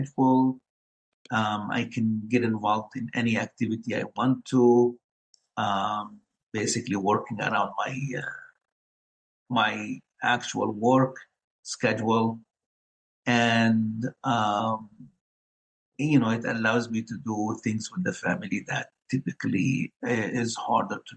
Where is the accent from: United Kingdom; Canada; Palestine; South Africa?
Palestine; Gaza Strip; moved away as an adult; also born or lived in Ohio, United States; now in United States; I grew up in Palestine, the Gaza Strip, and I lived 19 years under the Israeli occupation.